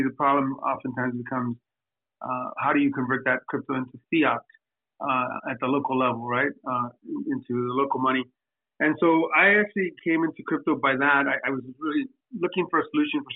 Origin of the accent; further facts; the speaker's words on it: Southern California, United States; also born or lived in Mexico; I was born in Mexico, but I was raised here in Southern California